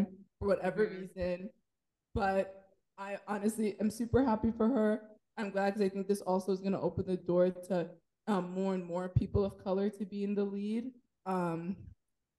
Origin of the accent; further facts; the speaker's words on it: Nigeria; I'm Nigerian